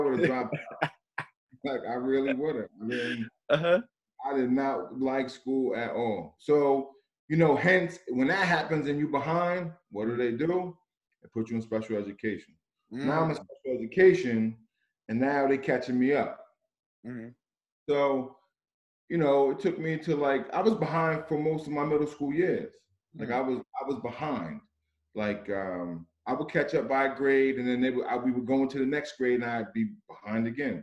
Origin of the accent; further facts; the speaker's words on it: Red Bank, New Jersey, United States; I grew up born and raised in Red Bank, New Jersey.